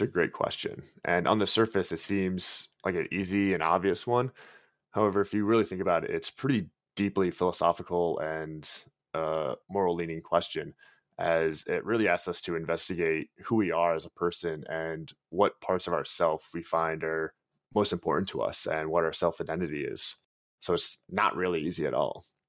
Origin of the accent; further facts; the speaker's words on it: Long Island, New York, United States; I'm from Long Island, New York